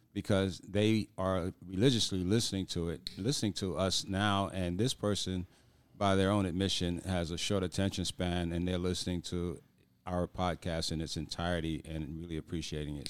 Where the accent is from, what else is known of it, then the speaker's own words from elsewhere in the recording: New York, United States; moved away; being a New Yorker